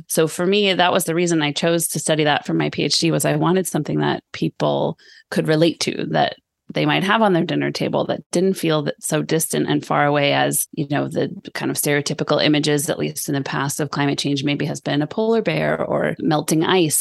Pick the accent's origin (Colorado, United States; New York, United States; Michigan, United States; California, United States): California, United States; Sonoma; moved away as an adult; now in Sweden; I grew up in Sonoma, where you live now